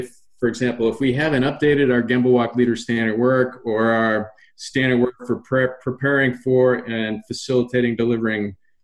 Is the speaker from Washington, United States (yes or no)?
no; Massachusetts, United States; I grew up in Massachusetts